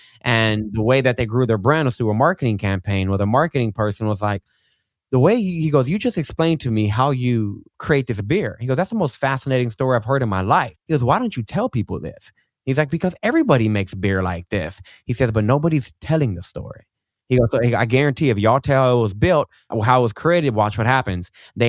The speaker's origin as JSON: {"language": "English", "town": "Austin", "region": "Texas", "country": "United States", "tie": "born or raised there", "said": "Austin, Texas."}